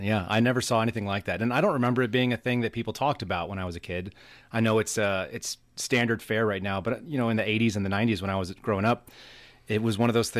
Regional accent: Berkeley, California, United States; born there; I was born in Berkeley, California.

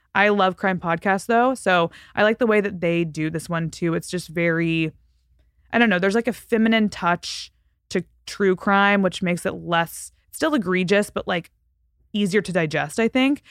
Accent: Fort Worth, Texas, United States; moved away; Fort Worth last, which is my hometown

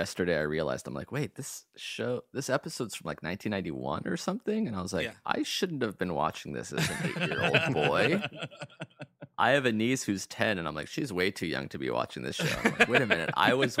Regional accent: Los Angeles, California, United States; also born or lived in Israel; Yeah, I grew up in LA, not too far from Beverly Hills.

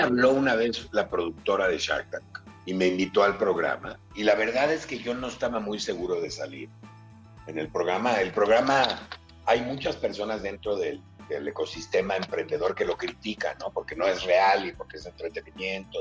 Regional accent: Mexico; also born or lived in Philadelphia, United States; yo me fui de México a los 16 años, este, a hacer un viaje muy largo, y luego regresé a México

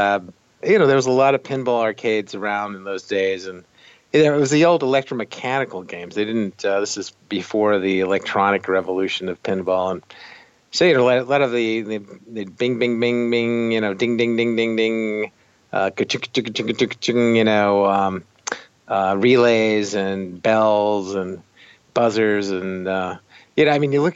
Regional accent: San Jose, California, United States; moved away as an adult; also born or lived in Chicago; where I grew up in San Jose, California

